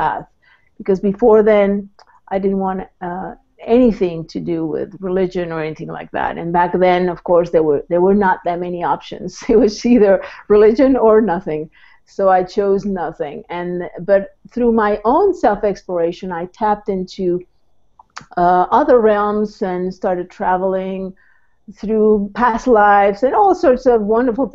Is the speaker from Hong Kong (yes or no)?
no; Mexico; moved away; I was born in Mexico, so I'm a transplant.